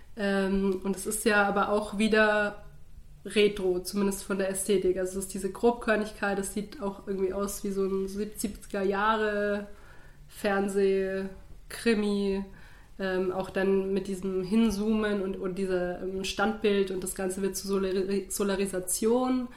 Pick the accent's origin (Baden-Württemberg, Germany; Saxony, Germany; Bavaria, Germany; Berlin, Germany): Bavaria, Germany; als geborene Bayerin